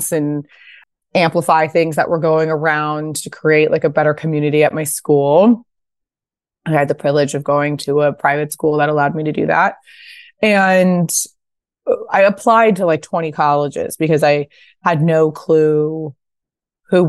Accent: Pasadena, California, United States; also born or lived in New York; I'm from Pasadena. This was the house I grew up

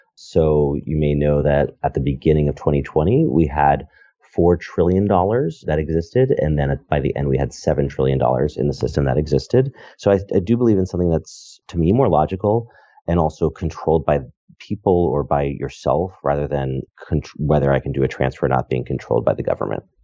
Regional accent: Connecticut, United States; moved away as an adult; also born or lived in New York / San Francisco; I am from Connecticut and lived in New York, you know, kind of growing up, and then I moved to Silicon Valley.

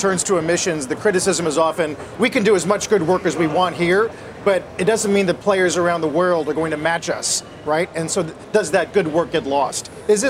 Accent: Denver, Colorado, United States; I'm from Denver

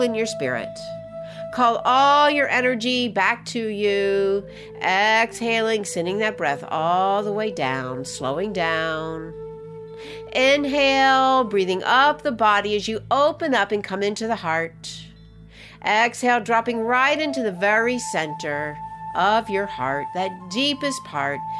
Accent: Birmingham, Alabama, United States; moved away as an adult; also born or lived in New York City; I grew up here in Birmingham, Alabama, grew up in the fifties, sixties, left, went off to college, wound up in New York City

